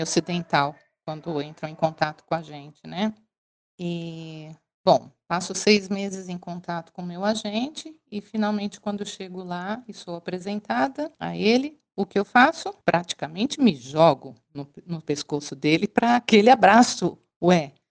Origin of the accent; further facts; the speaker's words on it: Brazil; moved away as an adult; also born or lived in China; sou brasileira